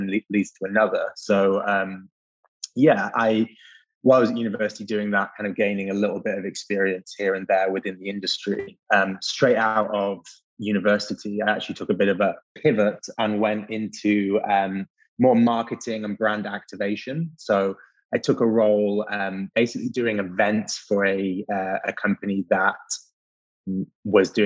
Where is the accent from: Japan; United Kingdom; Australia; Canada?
United Kingdom; England; moved away as an adult; also born or lived in Leeds, England; now in New York, United States; my accent might give me away, but I'm based in New York now, but I'm not originally from here. So if we rewind all the way to the north of England, to Leeds, where I went to university